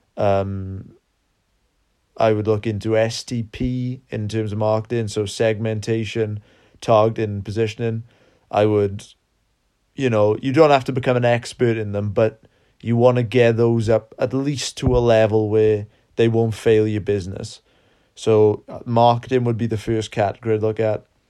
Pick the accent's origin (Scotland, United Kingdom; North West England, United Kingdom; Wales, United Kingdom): Wales, United Kingdom; South; We are from South Wales in the U K